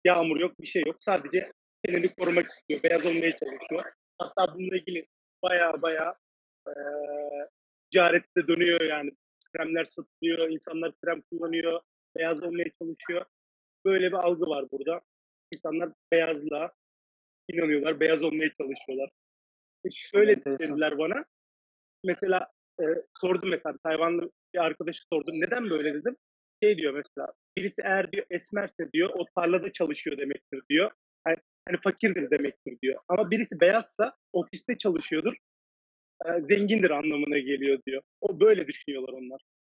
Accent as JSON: {"language": "Turkish", "area": "Cappadocia", "region": "Central Anatolia", "country": "Turkey", "tie": "born or raised there", "moved": "as an adult", "lives_now": "Taiwan", "said": "Kapadokya diyorlar. Bu arada benim de memleketim."}